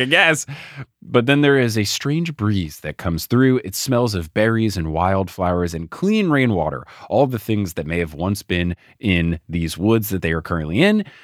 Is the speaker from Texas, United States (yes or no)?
no; New Jersey, United States; when I was growing up in New Jersey, we'd go down the Jersey Shore all the time in the summers